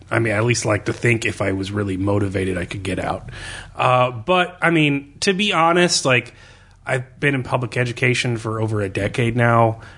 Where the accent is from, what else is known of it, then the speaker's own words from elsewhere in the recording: Missouri, United States; Born in Missouri, family raised in Missouri